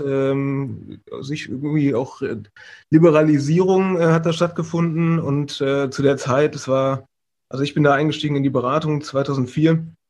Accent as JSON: {"language": "German", "area": "Vordertaunus, north of Frankfurt", "region": "Hesse", "country": "Germany", "also_born_or_lived": "Karlsruhe", "moved": "as an adult", "said": "ich komme aus dem Vordertaunus, also äh, südlich von, äh, nee, nördlich ist es, Entschuldigung, von, von Frankfurt, mhm. ähm, im, im, aus dem Hessischen"}